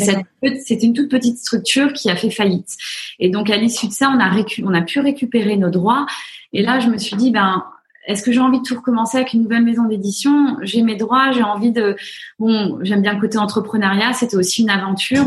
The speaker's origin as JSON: {"language": "French", "country": "France", "accent": "French", "moved": "as an adult", "lives_now": "United States", "said": "mon accent, euh, au bout de deux minutes, on me dit Oh, you're so French"}